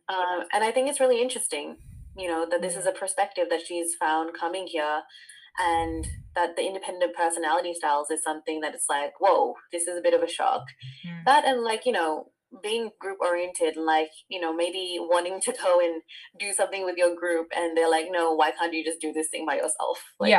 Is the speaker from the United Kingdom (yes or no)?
no; Fiji; I mean, I'm from Fiji and it's not so uncommon there either